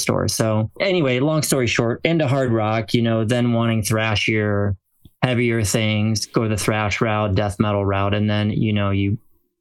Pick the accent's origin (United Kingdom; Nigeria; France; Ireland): France; now in United States; born and raised in France